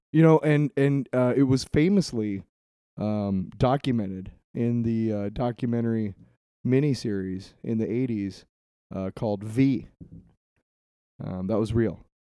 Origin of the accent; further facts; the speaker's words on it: Iowa City, Iowa, United States; I grew up in Iowa City